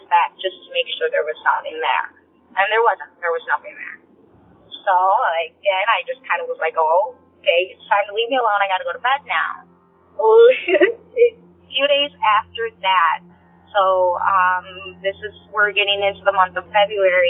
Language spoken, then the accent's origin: English; Northern Illinois, United States; I'm from Northern Illinois